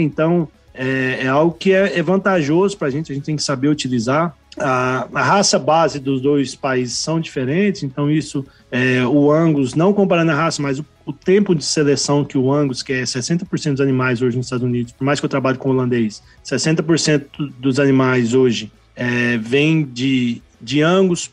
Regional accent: Mineiros, Goiás, Brazil; moved away as an adult; also born or lived in Campo Grande, Mato Grosso do Sul; now in United States; sou nascido, criado em Mineiros, lá em Goiás

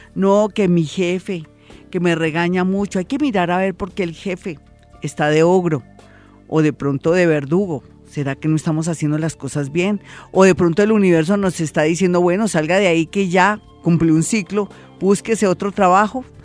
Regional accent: Colombia; uno como colombiano

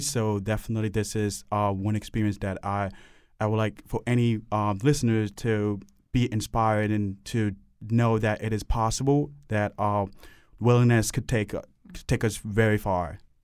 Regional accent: Cameroon; now in Hartford, United States; I grew up in, um, Cameroon

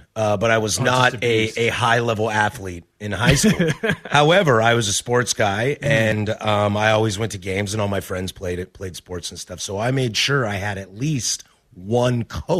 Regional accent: Vancouver, Washington, United States; also born or lived in Spokane, Washington / Pullman, Washington / Seattle, Washington; I was born in Spokane, grew up in Vancouver, went to Wazoo, lived in Seattle.

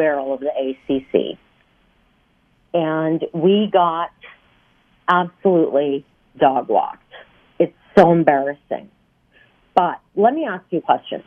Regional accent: Fargo, North Dakota, United States; moved away as an adult; now in Louisville, United States; I grew up in Fargo, North Dakota. We moved to Louisville in 2001

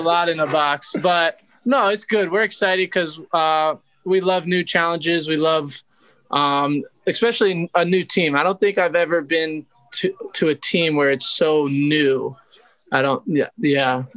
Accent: Philadelphia, Pennsylvania, United States; moved away as an adult; now in San Diego, United States; I'm from Philly, so I hate the snow and I hate the cold

